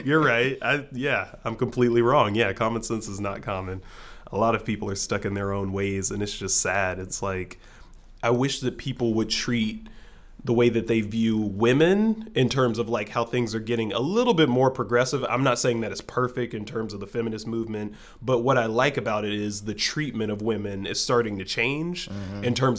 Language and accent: English; Orange County, California, United States; I have a black friend and we're both from Orange County